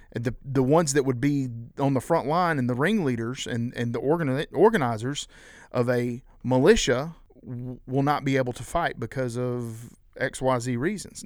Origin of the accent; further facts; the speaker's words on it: South Carolina, United States; we, we're from South Carolina